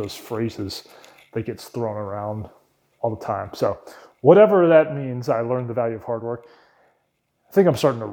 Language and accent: English; Wake Forest, North Carolina, United States; also born or lived in Raleigh, North Carolina; I was born in Raleigh, North Carolina, and grew up in a town called Wake Forest, North Carolina